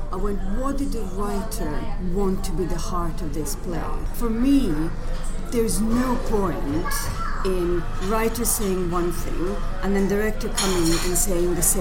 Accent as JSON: {"language": "English", "country": "Croatia", "also_born_or_lived": "Zagreb / Glasgow", "moved": "as an adult", "lives_now": "London, United Kingdom", "said": "I am from Croatia originally"}